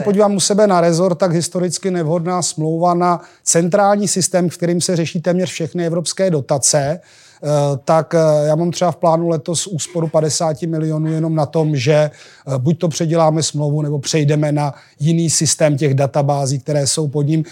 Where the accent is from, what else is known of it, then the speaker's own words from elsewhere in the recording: Janov nad Nisou, Liberec Region, Czechia; moved away; Já jsem z Jablonce, no, z Janova nad Nisou